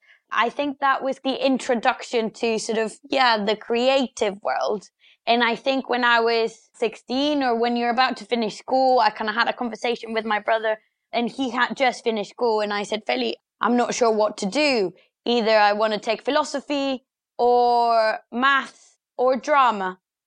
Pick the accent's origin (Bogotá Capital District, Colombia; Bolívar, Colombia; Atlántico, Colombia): Bogotá Capital District, Colombia; Bogota; English is a second language; So yeah, as you said, I grew up in Colombia. I grew up in Bogota, the capital